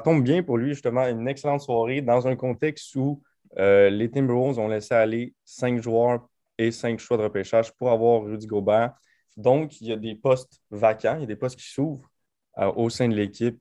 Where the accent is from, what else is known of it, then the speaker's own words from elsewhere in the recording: Quebec, Canada; en tant que Québécois